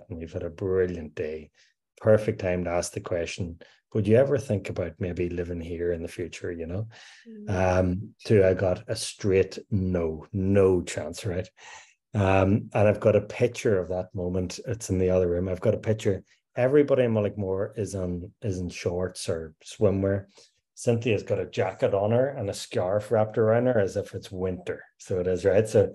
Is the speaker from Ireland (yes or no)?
yes; Ireland; moved away as an adult; now in Australia; We were back home at Christmas